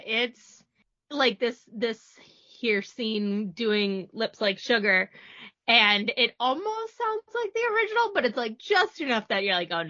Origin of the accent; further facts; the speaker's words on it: New Hampshire, United States; Yeah, so I am from New Hampshire